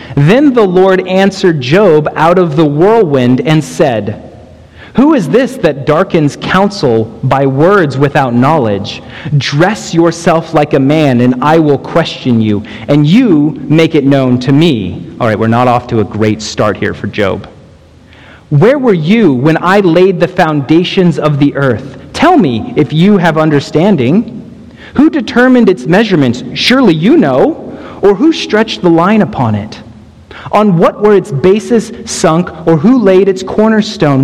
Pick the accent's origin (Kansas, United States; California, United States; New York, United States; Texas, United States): Texas, United States; moved away; we come from Texas